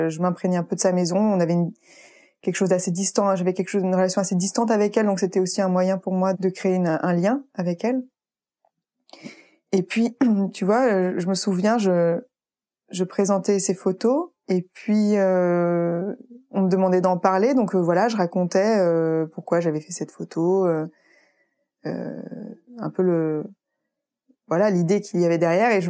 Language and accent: French; Île-de-France, France; donc je venais de Paris en plus, enfin de banlieue parisienne